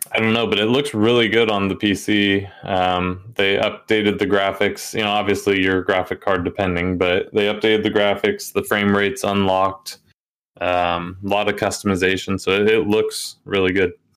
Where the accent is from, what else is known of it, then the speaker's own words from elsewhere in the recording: Oregon, United States; I'm from Oregon